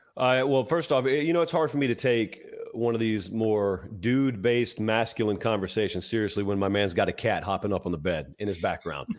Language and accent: English; Georgia, United States; moved away; I'm from Georgia